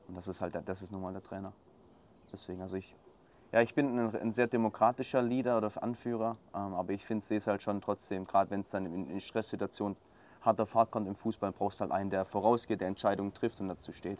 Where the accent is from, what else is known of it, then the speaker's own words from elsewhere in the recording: Swabia, Black Forest, Baden-Württemberg, Germany; ich komme aus dem Schwabenland, aus dem Schwarzwald, ähm, relativ kleine Region